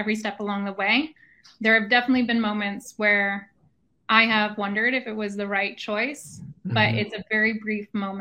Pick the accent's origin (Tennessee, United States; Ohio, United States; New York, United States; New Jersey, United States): New York, United States; Woodstock; I grew up in Woodstock, New York.